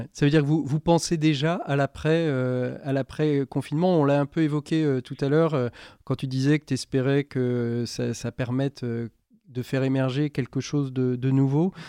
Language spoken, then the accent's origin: French; France; chez vous, comme chez nous en France